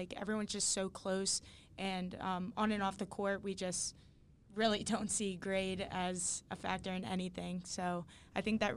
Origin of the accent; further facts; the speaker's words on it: New Jersey, United States; moved away; I'm from South Jersey